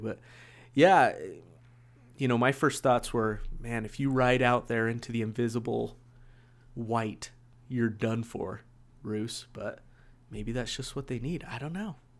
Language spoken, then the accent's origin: English; West Jordan, Utah, United States; I grew up here in West Jordan too